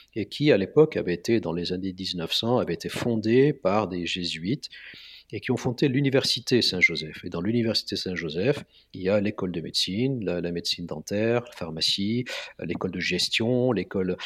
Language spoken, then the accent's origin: French; Lebanon; moved away as an adult; also born or lived in Marseille, France; now in Paris, France; je suis né au Liban en 65.